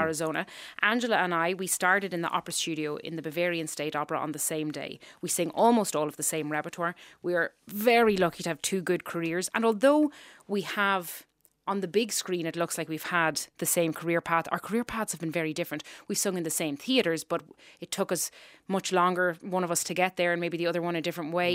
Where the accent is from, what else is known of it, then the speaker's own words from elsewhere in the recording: Ireland; accent: Irish; moved away; my accent came back to where it should be. Um, we speak very far back as Irish people